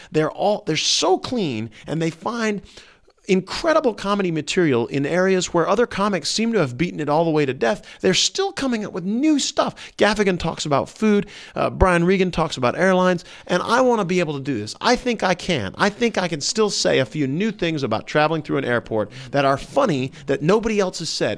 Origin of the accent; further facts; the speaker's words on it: the Bible Belt, United States; I grew up in the Bible Belt